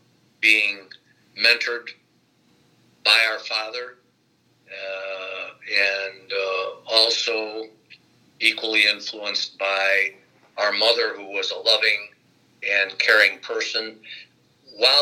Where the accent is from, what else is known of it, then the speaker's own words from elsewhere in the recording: Gary, Indiana, United States; also born or lived in Chicago, Illinois; Gary, Indiana is the town where I was born and raised